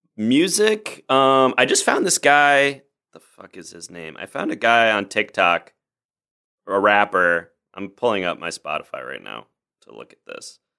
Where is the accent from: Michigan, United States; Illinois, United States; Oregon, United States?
Illinois, United States; Oak Park; moved away as an adult; now in Los Angeles, United States; I grew up in Chicago, outside of Chicago